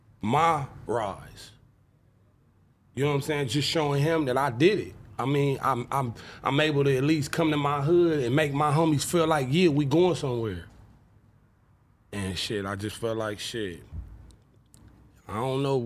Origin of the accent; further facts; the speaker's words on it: Compton, California, United States; I'm from Bompton